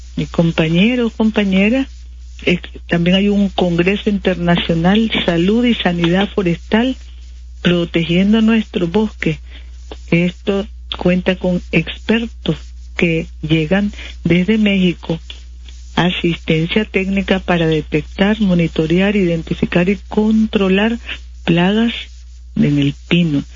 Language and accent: Spanish; Nicaragua